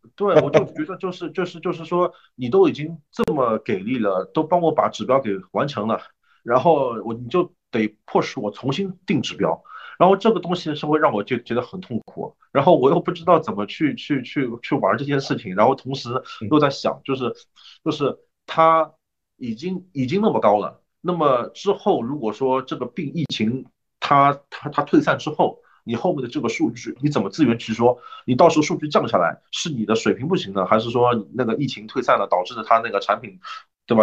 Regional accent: China; also born or lived in Canada; 我们中国人

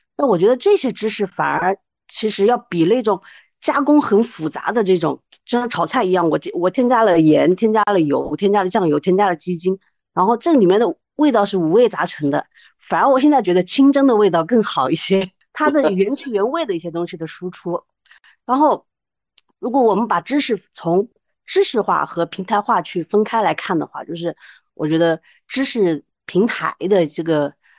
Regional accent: Wuhan, Hubei, China; moved away; 我是那个武汉的，我从武汉过来的

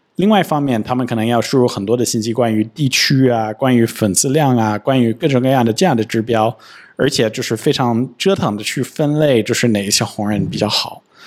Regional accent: United States; Chinese is a second language; now in China; 我跟Sophia， 我们都是美国人，我们生活在中国

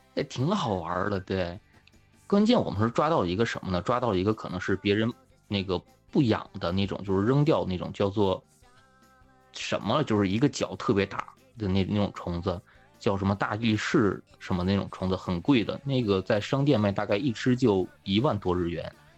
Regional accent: northern China, China; 其实我也是那个大院长大的

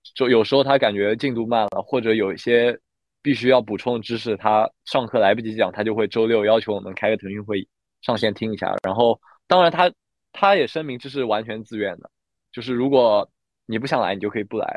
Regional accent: Shanghai, China; 我是来自上海的

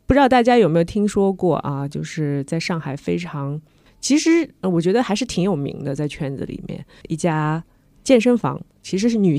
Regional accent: Shanghai, China; 也是我们上海人

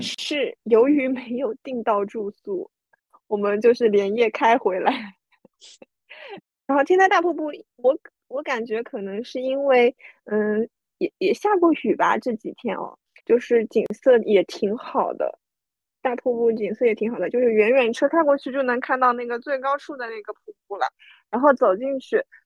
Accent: Taizhou, Zhejiang, China; 因为年糕也是我们台中人很喜欢吃的东西

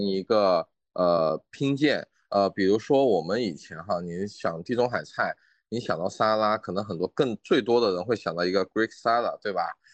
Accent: China; also born or lived in Australia; 我们中国人吃番茄也就几百年的时间

